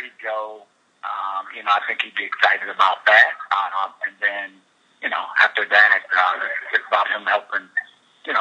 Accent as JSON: {"language": "English", "region": "Ohio", "country": "United States", "moved": "yes", "said": "we're not from Chicago, we're originally from Ohio."}